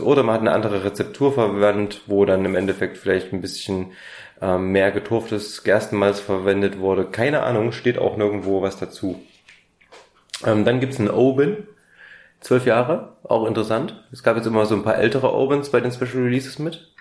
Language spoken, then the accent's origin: German; Germany; bei uns in Deutschland